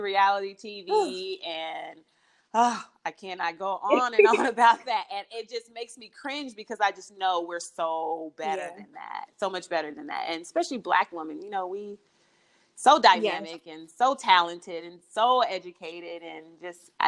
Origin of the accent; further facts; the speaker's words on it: Kansas City, Kansas, United States; moved away as an adult; now in Los Angeles, United States; Kansas City, Kansas. Yeah, I'm a Midwestern girl.